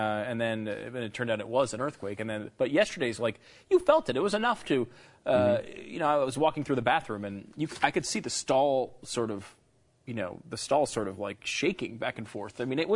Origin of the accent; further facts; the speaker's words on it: Northeast, United States; I grew up in the Northeast.